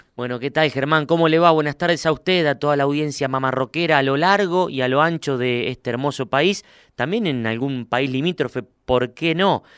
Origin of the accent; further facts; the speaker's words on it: Huinca Renancó, Córdoba, Argentina; now in Córdoba, Argentina; al sur de Córdoba a mi pueblo, ahí donde hace frío de verdad. Winca Renancó